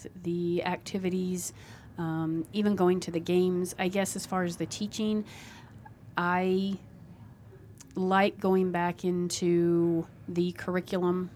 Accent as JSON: {"language": "English", "area": "Cairo area", "region": "Nebraska", "country": "United States", "tie": "born or raised there", "said": "I grew up in the Caro area"}